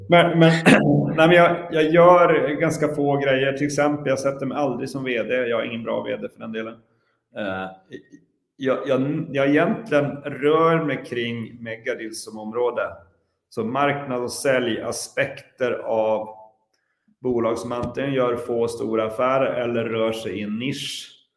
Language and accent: Swedish; Luleå, Norrbotten County, Sweden; i Luleå i vart fall, där jag kommer ifrån